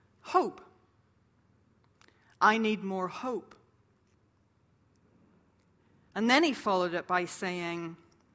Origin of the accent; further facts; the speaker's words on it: Ireland; moved away; also born or lived in St Andrews, Scotland; I'm from Ireland